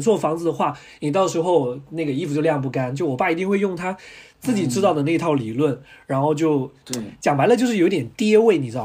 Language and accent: Chinese; Guangdong, China; also born or lived in Anhui, China; 我是广东人，听我口音就知道了